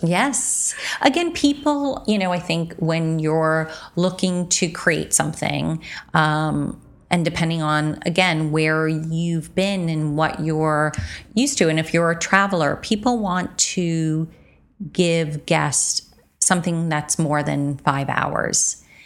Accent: United States; as an American

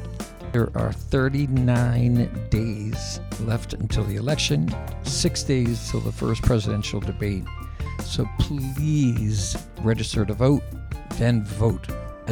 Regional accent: Valley Stream, New York, United States; we were both raised and she now lives in the surrounding towns from where I grew up in Valley Stream.

